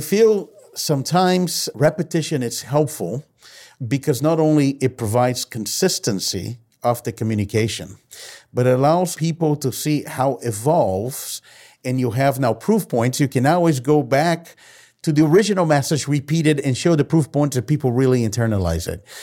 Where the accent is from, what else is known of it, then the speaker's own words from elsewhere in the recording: Brazil; moved away; I've been born and raised in Brazil